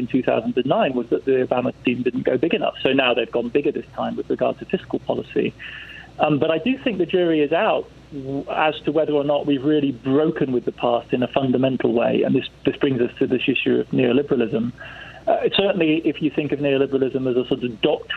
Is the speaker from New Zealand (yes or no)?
no; England, United Kingdom; accent: English; moved away; you can tell from my accent I'm born English